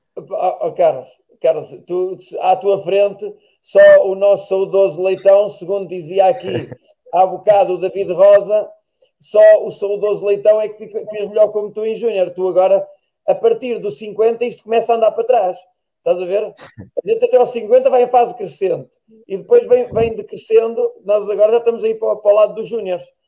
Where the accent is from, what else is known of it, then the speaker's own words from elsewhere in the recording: Tábua, Coimbra District, Portugal; minha terra é Tábua